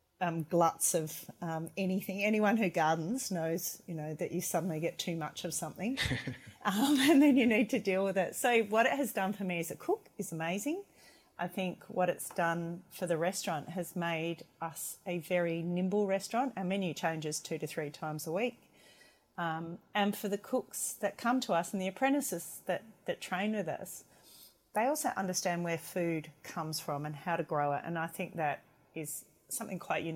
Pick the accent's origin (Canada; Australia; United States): Australia; McLaren Vale, South Australia; moved away as an adult; also born or lived in Hobart / Melbourne